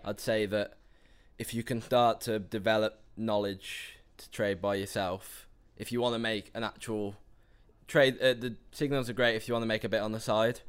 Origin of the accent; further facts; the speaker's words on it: Telford, West Midlands, United Kingdom; I'm from Telford, which is just north of uh, Birmingham.